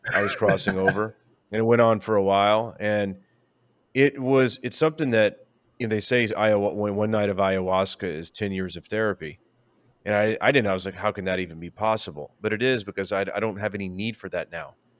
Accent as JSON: {"language": "English", "town": "San Antonio", "region": "Texas", "country": "United States", "said": "I'm like from San Antonio."}